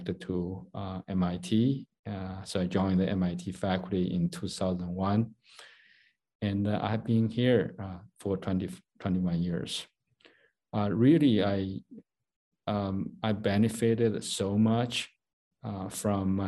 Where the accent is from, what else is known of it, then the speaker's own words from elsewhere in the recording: China; moved away as an adult; also born or lived in Massachusetts, United States; now in United States; I grew up in China. I was born in 64, so I spent a lot of my childhood during China's Cultural Revolution